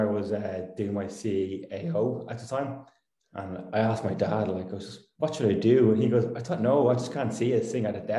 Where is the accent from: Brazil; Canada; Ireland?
Ireland; Dublin, Leinster; I grew up in Dublin in Permastown